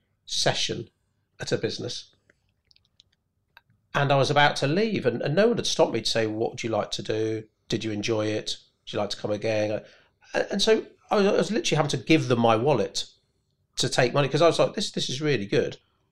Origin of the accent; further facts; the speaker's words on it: United Kingdom; And it's maybe being British. Like for my mum, the thought of following someone up, well, if they were interested, they would have got in touch.